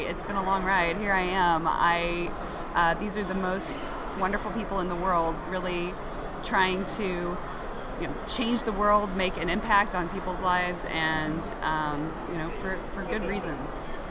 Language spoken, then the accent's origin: English; Missouri, United States; my home state of Missouri